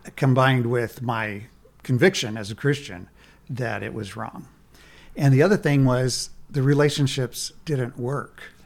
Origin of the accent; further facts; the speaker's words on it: Nebraska, United States; I'm from Nebraska